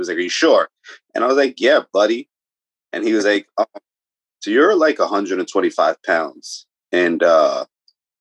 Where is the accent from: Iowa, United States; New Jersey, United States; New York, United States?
New York, United States; New York City; moved away; also born or lived in Bronx, New York / Pennsylvania; New York native. I'm from I was born in the Bronx. Then I spent the majority of my time in Brooklyn